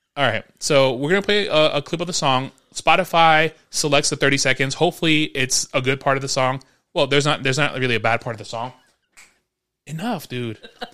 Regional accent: New York, United States; growing up in New York

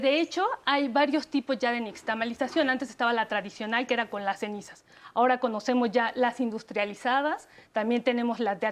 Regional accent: Mexico; plus que tenemos los mexicanos

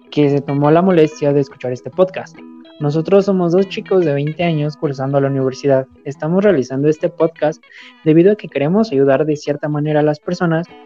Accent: Mexico; y más como, bueno, somos mexicanos, chicos de universidad o de prepa

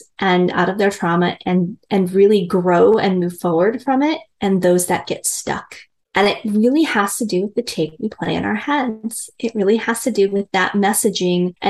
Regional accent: Midwest, United States; I'm a girl from the Midwest. I was very much raised in kind of a patriarchal

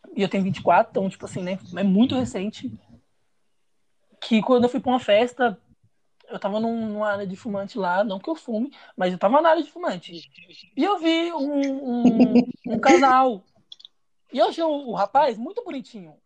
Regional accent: São Paulo, Brazil; sou de São Paulo

